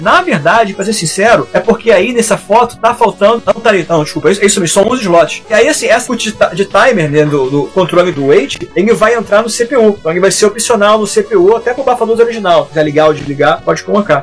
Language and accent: Portuguese; Brazil; eu sou brasileiro